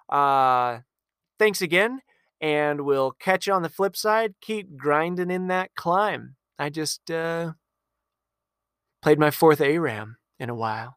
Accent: Tucson, Arizona, United States; I'm from Tucson

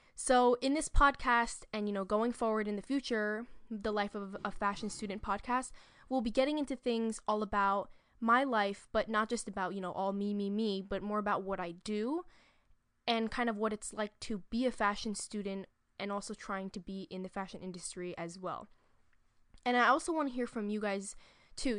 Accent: New York City, New York, United States; I'm from New York City

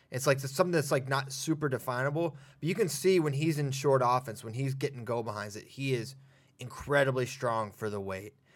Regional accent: Virginia, United States; my home state

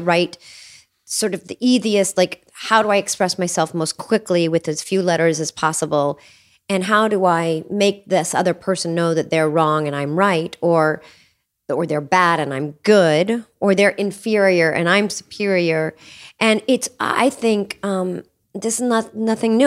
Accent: Cincinnati, Ohio, United States; moved away; also born or lived in Appalachia; I grew up in Cincinnati, Ohio in the seventies

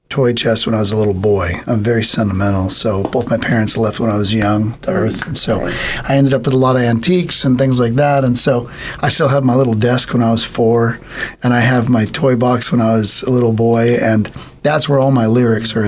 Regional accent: San Bernardino, California, United States; I grew up in San Bernardino, so San Bernardino County

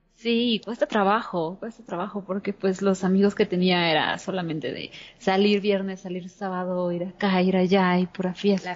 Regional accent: Mexico City, Mexico; yo nací en la Ciudad de México hace 32 años y específicamente em, en el centro

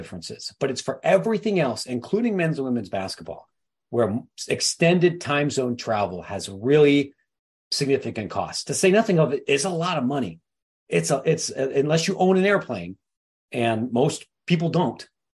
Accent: Midwest, United States; And as a Midwesterner, what I can tell you here is that means you're relying on Chicago O'Hare

